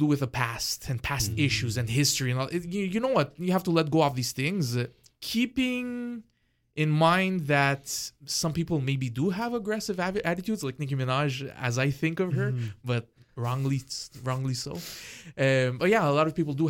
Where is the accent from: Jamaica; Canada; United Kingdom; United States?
Canada; I'm Canadian